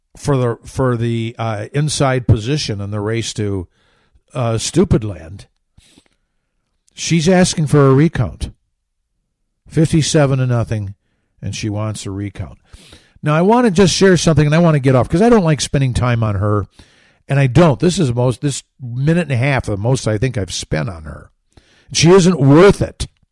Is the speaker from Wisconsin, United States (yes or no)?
no; Grand Rapids, Michigan, United States; I grew up about fifteen, eighteen miles to the east of Grand Rapids